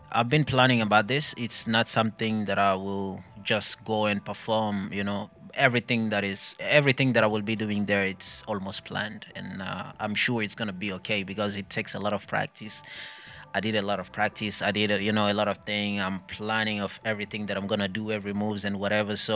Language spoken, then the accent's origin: Finnish; Burundi; first language English/French/Swahili/Kirundi; Finnish is a second language; Ja kirundi vielä, koska mä oon burundilainen.